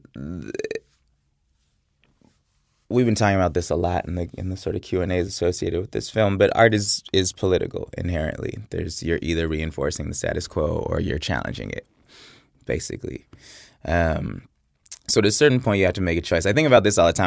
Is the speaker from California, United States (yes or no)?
yes; Oakland, California, United States; I'm from Oakland, California, and I went to Berkeley High School